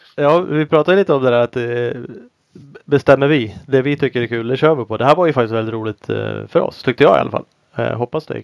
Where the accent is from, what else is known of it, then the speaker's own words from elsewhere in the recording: Sweden; som vi svenskar är